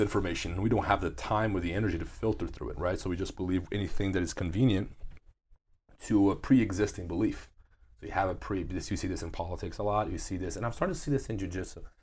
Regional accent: Brazil; moved away; my hometown in Brazil

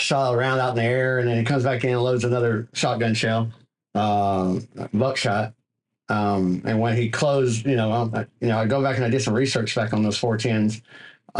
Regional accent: White Oak, Texas, United States; moved away as an adult; also born or lived in Longview, Texas / Tyler, Texas; now in Southeast Texas, United States; I grew up in White Oak, Texas, which is a little small community, about 3,500, maybe a little bigger now, next to Longview, Texas

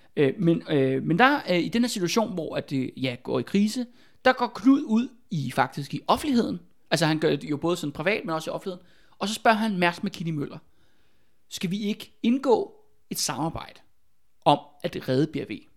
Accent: Albertslund, Capital Region of Denmark, Denmark; Der hvor jeg er fra i Albertslund

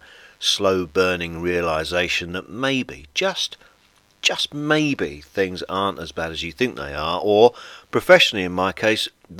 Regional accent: Blackburn, North West England, United Kingdom; now in France; where I was born in Blackburn

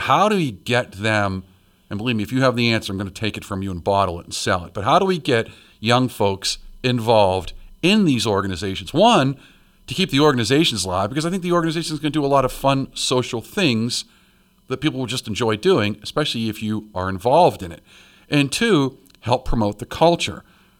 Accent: Pittsburgh, Pennsylvania, United States; Where I grew up in Pittsburgh, right behind my house was what was called the Adelaide Club.

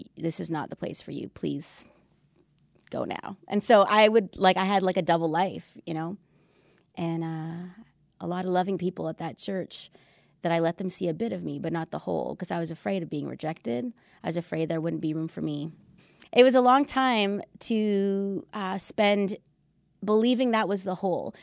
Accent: Canada; moved away as an adult; also born or lived in Vancouver; now in United States; We met in Vancouver, but we're Canadian, even though we uh, live and work in the United States

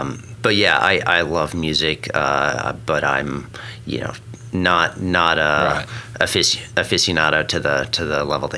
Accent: Stillwater, Oklahoma, United States; moved away as an adult; also born or lived in Colorado; So I grew up in Stillwater, Oklahoma, about 60 miles away from here. Mm-hmm. So born and raised in Okie

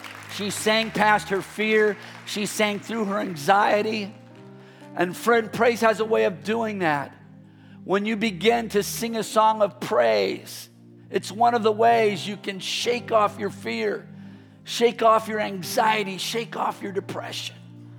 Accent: Midwest, United States; born there; I was born in the Midwest. So we moved here to the Bay Area.

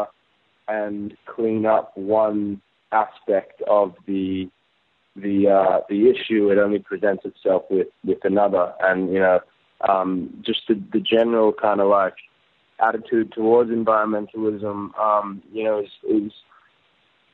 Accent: Gold Coast, Queensland, Australia; my childhood and my experience and my years spent there growing up there

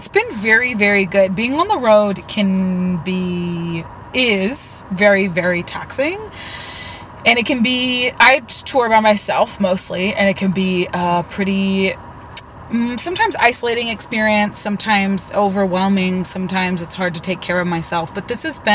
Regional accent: Northern California, United States; moved away as an adult; also born or lived in Baton Rouge, Louisiana; I'm originally from Northern California and moved to Baton Rouge, Louisiana when I was 19.

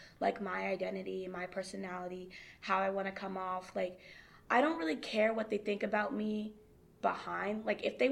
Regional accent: Hudson, New Hampshire, United States; also born or lived in Lowell, Massachusetts; I'm from Hudson, Hampshire

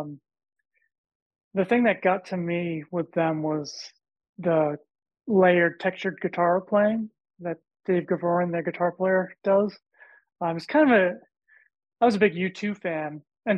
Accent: Boston, Massachusetts, United States; growing up around Boston

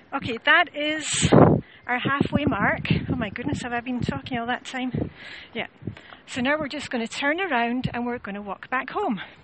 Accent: Scotland, United Kingdom; I'm Scottish

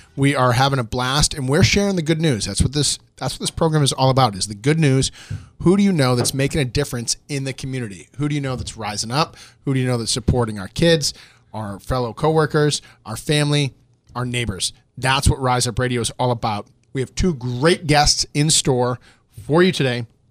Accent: Boston, Massachusetts, United States; I'm from Boston

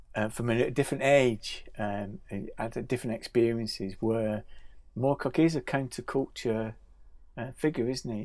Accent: Bolton, North West England, United Kingdom; Growing up in Bolton

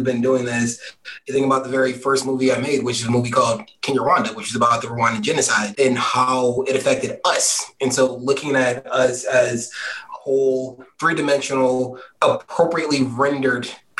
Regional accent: Philadelphia, Pennsylvania, United States; moved away; as somebody from Philly, you just keep going.

